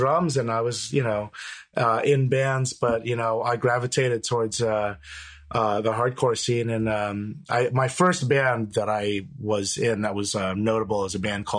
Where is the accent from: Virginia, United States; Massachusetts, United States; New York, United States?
New York, United States; Manhasset; I grew up in Manhasset, which is a town in Long Island.